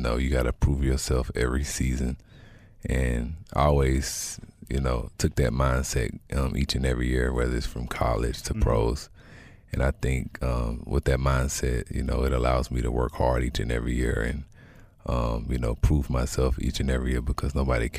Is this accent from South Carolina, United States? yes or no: yes; South Carolina, United States; I'm from South Carolina